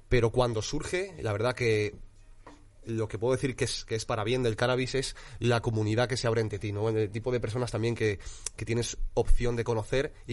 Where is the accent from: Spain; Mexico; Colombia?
Spain; Madrid, Community of Madrid; Soy de Vallecas